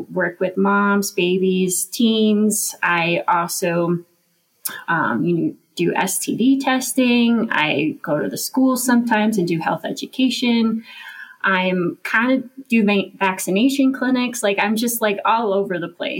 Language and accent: English; Golden, Colorado, United States; moved away as an adult; also born or lived in Santa Cruz, California / Europe; now in Mammoth Lakes, United States; I'm from Golden, Colorado. Born and raised there